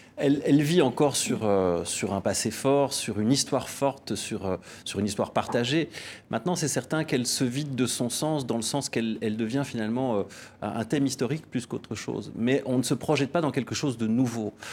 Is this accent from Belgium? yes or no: yes; Belgium; nous, en tant que Belges, nous, en tant qu'Européens